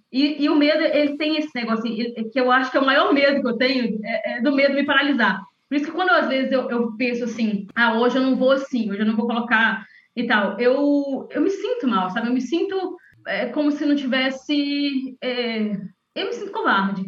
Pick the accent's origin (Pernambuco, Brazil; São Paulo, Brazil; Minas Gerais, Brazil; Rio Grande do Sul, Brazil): Minas Gerais, Brazil; interior of; sou de uma cidade do interior de Minas